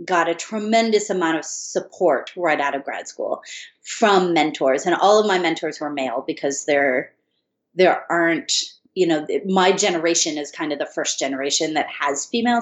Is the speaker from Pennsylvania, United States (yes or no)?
no; Michigan, United States; moved away as an adult; also born or lived in Colorado; now in Los Angeles, United States; I grew up in Michigan.